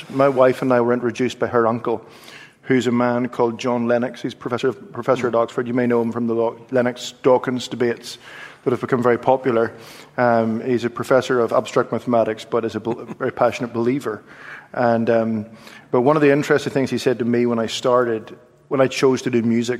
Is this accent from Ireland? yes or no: yes; Ireland; I'm an Irish Presbyterian who studied classical music and grew up in a home which was very conservative.